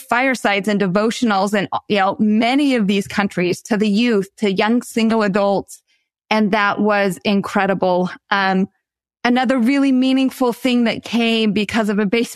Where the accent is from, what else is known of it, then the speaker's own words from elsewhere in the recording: the West, United States; moved away as an adult; also born or lived in Baltimore; I grew up in the West